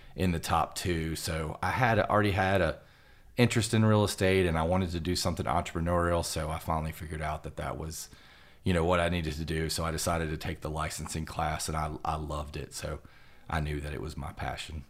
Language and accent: English; Roanoke, Virginia, United States; moved away as an adult; now in Lexington, United States; I'm from Roanoke, Virginia